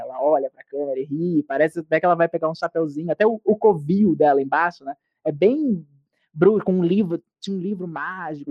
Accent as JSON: {"language": "Portuguese", "country": "Brazil", "said": "nós brasileiros que assistimos muitas séries americanas"}